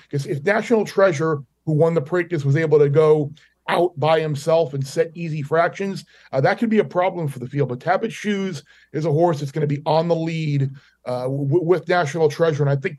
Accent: Long Island, New York, United States; being a New Yorker, a Long Island kid

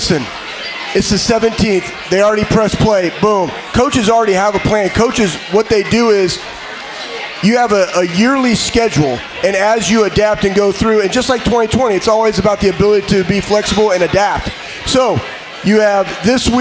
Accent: Texas, United States; moved away as an adult; now in Columbus, United States; I'm originally from Texas, where we lift weights and kill pigs and play football

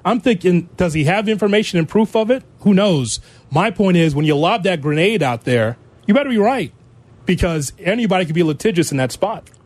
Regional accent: Chicago, Illinois, United States; I'm a Chicagoan

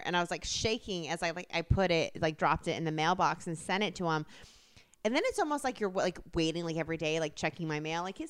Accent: Midwest, United States; moved away; I was from the Midwest.

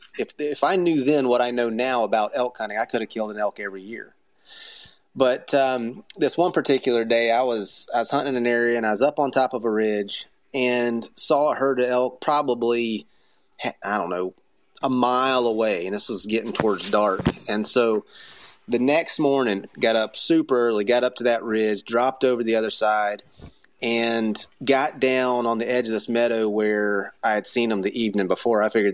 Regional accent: Florida, United States; I mean, I came from Florida.

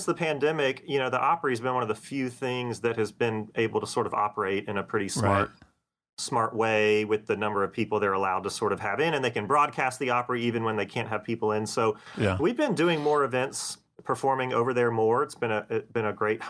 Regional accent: Augusta, Georgia, United States; moved away as an adult; now in Nashville, United States; Charles and I grew up together in Augusta

